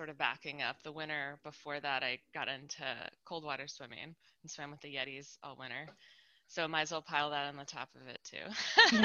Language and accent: English; Spokane, Washington, United States; I grew up in Spokane, Washington, and swam in like Coeur d'Alene Lake and the Snake River.